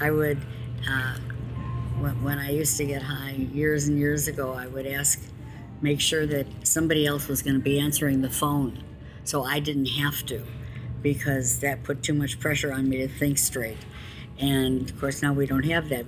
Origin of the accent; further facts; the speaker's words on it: Chicago, Illinois, United States; I'm from Chicago